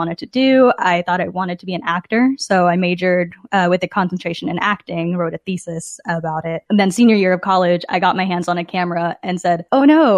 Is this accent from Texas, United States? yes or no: yes; Dallas, Texas, United States; moved away as an adult; also born or lived in Chicago, Illinois; now in Kansas City, United States; I was coming from Dallas, Texas, where I had grown up